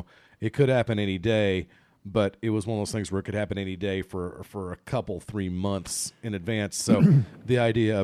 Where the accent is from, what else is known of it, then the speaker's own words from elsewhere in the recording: Ireland; as an Irishman